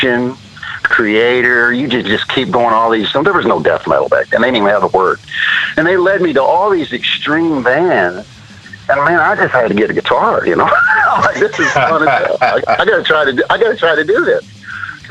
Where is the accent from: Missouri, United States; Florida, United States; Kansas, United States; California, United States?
Missouri, United States; St. Charles County; moved away as an adult; also born or lived in St. Louis, Missouri; now in Iowa, United States; I grew up in St. Charles County, basically, a suburb of St. Louis, all my life